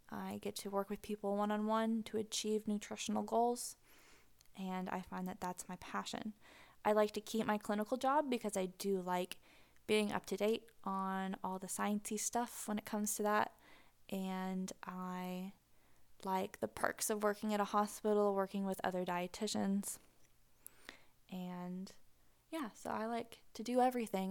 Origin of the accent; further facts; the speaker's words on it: Pacific Northwest, just north of Seattle, Washington, United States; moved away as an adult; now in Tennessee, United States; I grew up in the Pacific Northwest. Just north of Seattle